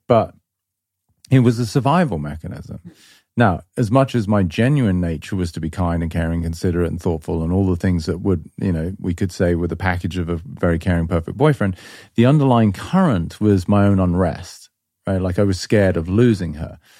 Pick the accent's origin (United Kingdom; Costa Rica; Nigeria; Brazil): United Kingdom; England; moved away; I grew up in England